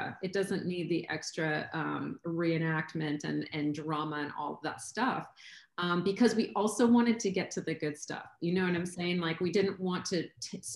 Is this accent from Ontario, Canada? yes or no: no; Vancouver, British Columbia, Canada; also born or lived in Los Angeles; now in Kansas City, United States; I'm Canadian, I'm from Vancouver originally